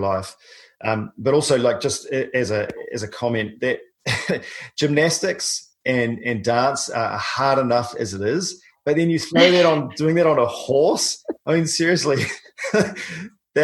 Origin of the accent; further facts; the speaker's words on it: New Zealand; I'm a paraplegic from New Zealand